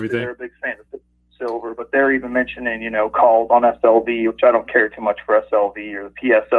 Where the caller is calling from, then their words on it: West Virginia, United States; I'm calling from West Virginia.